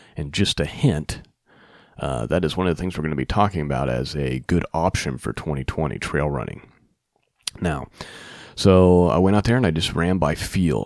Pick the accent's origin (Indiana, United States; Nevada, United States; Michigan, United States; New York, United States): Indiana, United States; Muncie; here in my hometown of Muncie, Indiana